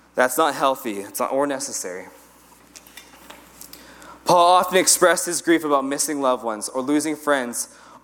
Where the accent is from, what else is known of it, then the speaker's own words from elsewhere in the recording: United States; I'm American.